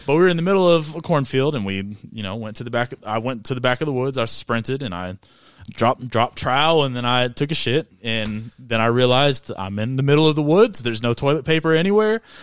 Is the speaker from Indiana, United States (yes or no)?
yes; Avon, Indiana, United States; I'm from Avon, Indiana.